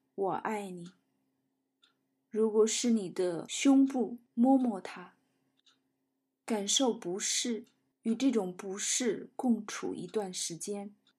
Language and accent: Chinese; China; 我们中国人常说的慈悲